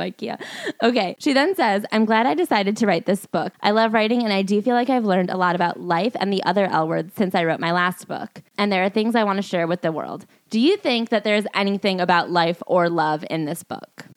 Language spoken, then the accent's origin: English; New York, United States; I'm a New Yorker